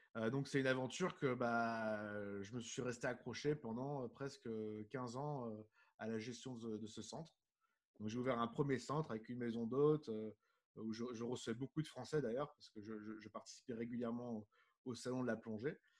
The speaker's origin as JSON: {"language": "French", "town": "Nice", "region": "Provence-Alpes-Côte d'Azur", "country": "France", "also_born_or_lived": "Middle East", "moved": "yes", "said": "à la base, je suis de Nice, je suis du, sud de, la France comme toi."}